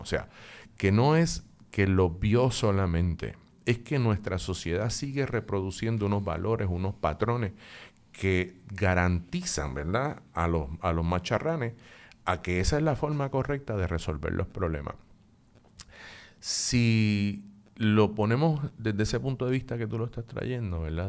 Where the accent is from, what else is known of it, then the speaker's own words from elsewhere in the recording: Puerto Rico; lo que somos los puertorriqueños y las puertorriqueñas